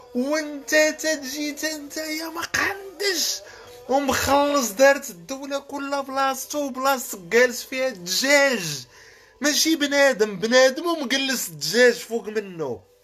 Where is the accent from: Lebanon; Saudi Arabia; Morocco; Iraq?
Morocco; moved away as an adult; now in France; انا مواطن مغربي